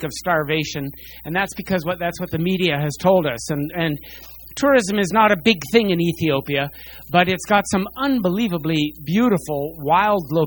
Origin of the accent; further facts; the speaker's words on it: New York, United States; moved away as an adult; also born or lived in Medicine Hat, Alberta, Canada; now in Calgary, Canada; I grew up out east in New York. I spent 11 years there from age 6 onward, left just before I would have been drafted to the Vietnam War